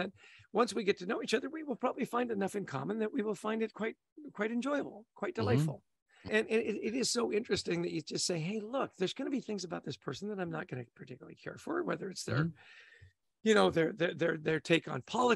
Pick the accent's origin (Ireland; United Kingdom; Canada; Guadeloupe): Canada; as we would say in Canada